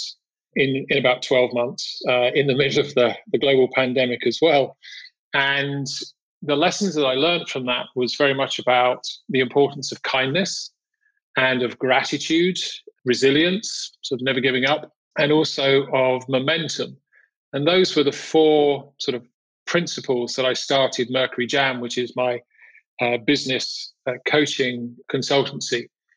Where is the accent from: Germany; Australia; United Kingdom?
United Kingdom; moved away as an adult; also born or lived in Europe / United States / Amsterdam; originally from the UK, I grew up in England, just outside London.